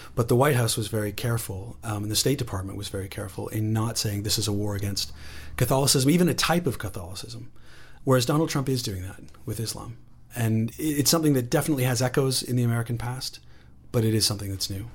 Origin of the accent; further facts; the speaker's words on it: Canada; also born or lived in Britain; now in United Kingdom; I say that as a Canadian based in, in Britain